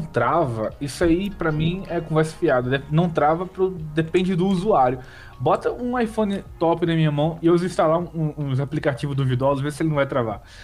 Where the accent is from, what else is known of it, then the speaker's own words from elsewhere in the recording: Rio de Janeiro, Brazil; also born or lived in Rio Grande do Norte; Que eu sou do Rio de Janeiro, eu tô morando no Rio de Janeiro agora